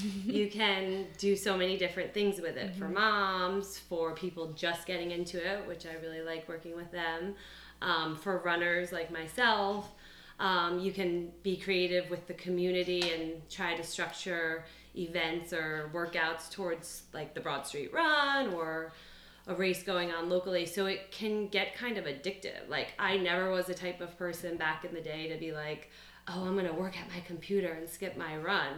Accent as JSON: {"language": "English", "region": "New York", "country": "United States", "moved": "as an adult", "lives_now": "Philadelphia, United States", "said": "I'm from New York, and I went to St. Joe's and pretty much have been in Philadelphia ever since."}